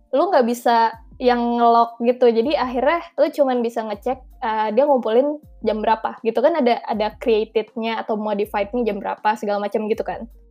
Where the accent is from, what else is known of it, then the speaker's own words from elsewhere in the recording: Jakarta, Indonesia; moved away as an adult; now in Bandung, Indonesia; gue anak Jakarta